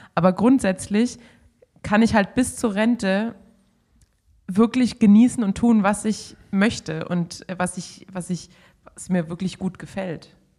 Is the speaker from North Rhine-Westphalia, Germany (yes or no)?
no; Baden-Württemberg, Germany; als Schwabe